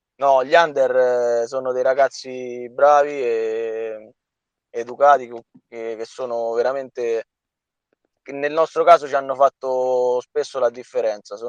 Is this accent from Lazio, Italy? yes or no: yes; Soriano nel Cimino, Lazio, Italy; io sono sorianese doc, quindi sono di Soriano. Ho fatto le giovanili alla Sorianese